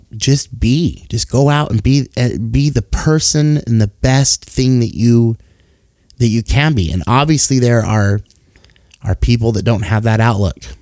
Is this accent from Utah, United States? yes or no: yes; Salt Lake City, Utah, United States; born and raised in Salt Lake City, Utah